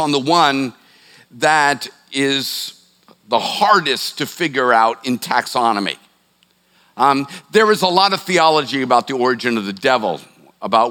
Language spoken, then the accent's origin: English; Boston, Massachusetts, United States; now in Charleston, United States; I'm from the Boston area